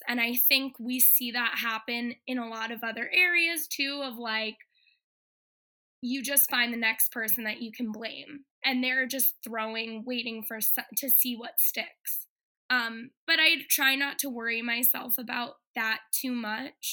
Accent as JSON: {"language": "English", "town": "Boston", "region": "Massachusetts", "country": "United States", "tie": "born or raised there", "moved": "yes", "lives_now": "Los Angeles, United States", "said": "Born and raised in Boston"}